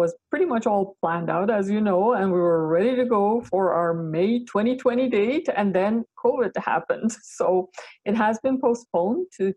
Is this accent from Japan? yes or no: no; Iran; now in Canada; I was born in Iran